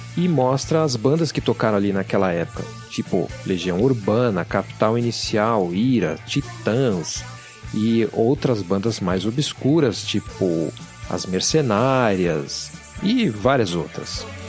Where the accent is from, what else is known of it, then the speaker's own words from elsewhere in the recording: São Paulo, Brazil; na cidade de São Paulo, onde eu cresci